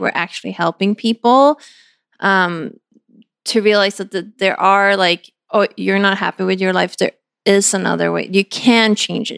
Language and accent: English; Sweden; moved away; my hometown